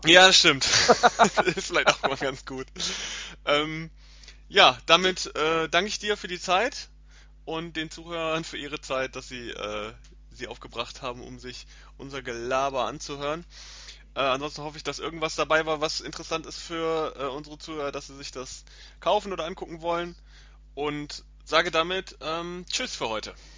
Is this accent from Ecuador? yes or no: no; Germany; bei uns in Deutschland